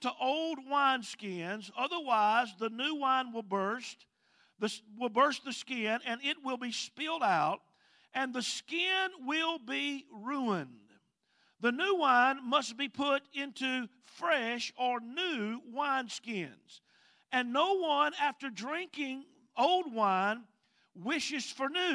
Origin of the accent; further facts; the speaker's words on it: Mississippi, United States; accent: Mississippi; now in Hawaii, United States; My accent goes way back into the deep woods of Mississippi